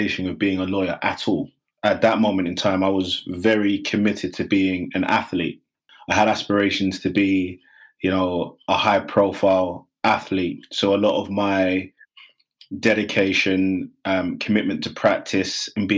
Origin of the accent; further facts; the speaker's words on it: London, United Kingdom; also born or lived in Nigeria; growing up in Hackney, before it was posh, before the Olympics came, there was a lot of deprivation